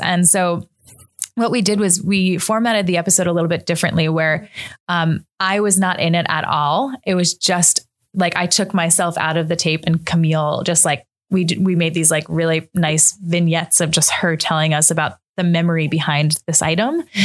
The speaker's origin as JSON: {"language": "English", "area": "Long Island", "region": "New York", "country": "United States", "tie": "born or raised there", "also_born_or_lived": "New Hampshire", "lives_now": "Brooklyn, United States", "said": "I am from New York. I grew up mostly on Long Island, but my whole family is from South Brooklyn"}